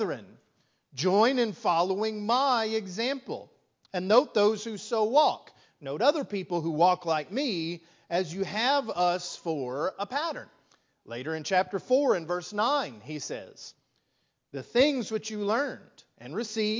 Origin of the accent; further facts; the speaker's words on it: West Texas, United States; moved away as an adult; now in Lufkin, United States; I grew up in West Texas